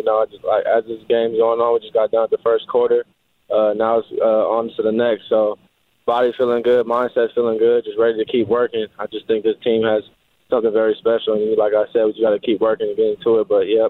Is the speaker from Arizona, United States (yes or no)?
yes; Arizona, United States; around Arizona, you know, you always got guys that, you know, you grew up playing with or other teams you have friends with. So it's just great to be, you know, back home